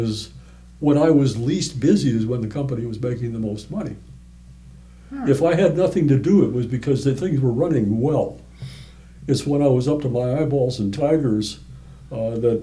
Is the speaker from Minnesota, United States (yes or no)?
yes; Minneapolis, Minnesota, United States; moved away as an adult; I grew up in Minneapolis.